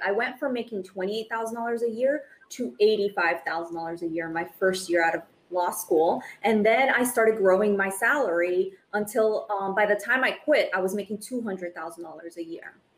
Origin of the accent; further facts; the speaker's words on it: Brazil; now in United States; as an immigrant, I was born in Brazil. I moved to the United States